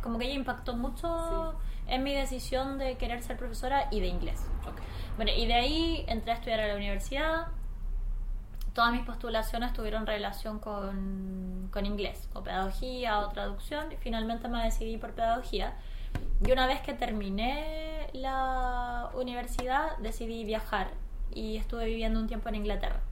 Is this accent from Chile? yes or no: yes; Chile; also born or lived in Easter Island; yo como chilena